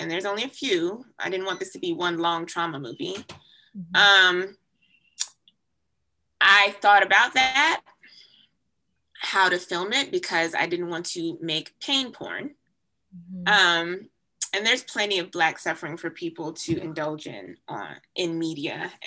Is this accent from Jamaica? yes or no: yes; Jamaica; now in United States; I was born in Jamaica, so I still have a significant sense of connection to my Jamaican culture